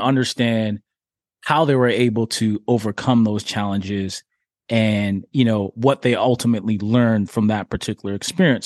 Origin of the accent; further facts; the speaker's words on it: Toronto, Ontario, Canada; also born or lived in Jamaica / New York City; I'm Jamaican born, Toronto raised, but New York grew 'em